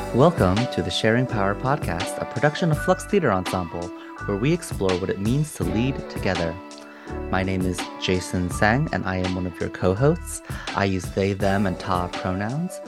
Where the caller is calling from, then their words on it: Potomac, Maryland, United States; I'm calling in from the Piscataway, Manahoac lands, colonially known as Potomac, Maryland